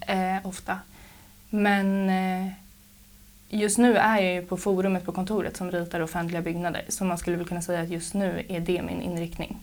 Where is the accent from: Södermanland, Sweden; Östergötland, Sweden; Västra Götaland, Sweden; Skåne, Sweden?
Södermanland, Sweden; Trosa; moved away as an adult; also born or lived in Gothenburg; now in Stockholm, Sweden; jag är uppvuxen i Trosa. Bodde här tills jag var 19 år gammal